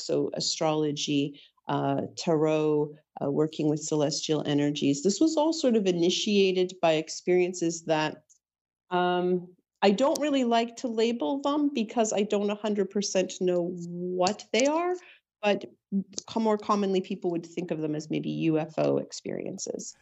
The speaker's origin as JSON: {"language": "English", "town": "Toronto", "region": "Ontario", "country": "Canada", "tie": "born or raised there", "also_born_or_lived": "Ajax, Ontario", "said": "I was born in Toronto"}